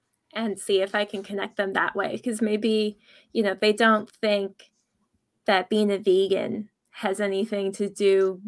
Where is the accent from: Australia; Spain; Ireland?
Ireland; I'm from Ireland. And my mother was actually a missionary from the United States to Ireland.